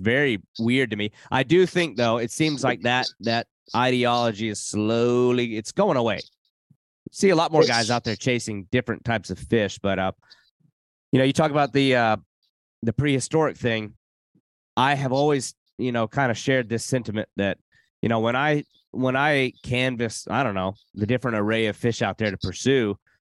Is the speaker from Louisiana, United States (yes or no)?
no; South Carolina, United States; born there; I was born in South Carolina, been all through